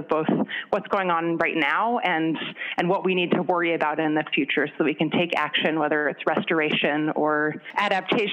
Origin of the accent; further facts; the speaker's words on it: California, United States; moved away as an adult; now in Minnesota, United States; I grew up in California in a very outdoorsy family